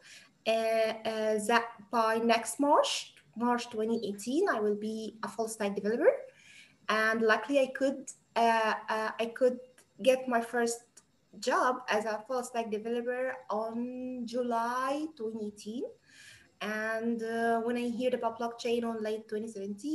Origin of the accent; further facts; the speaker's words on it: Egypt; from Egypt